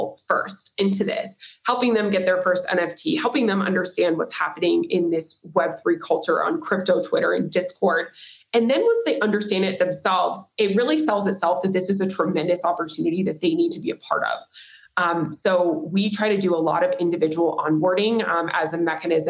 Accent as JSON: {"language": "English", "town": "Nashville", "region": "Tennessee", "country": "United States", "also_born_or_lived": "San Diego / Silicon Valley / San Francisco / New York City", "moved": "yes", "lives_now": "Miami, United States", "said": "I'm originally from Nashville, Tennessee, currently based in Miami, Florida"}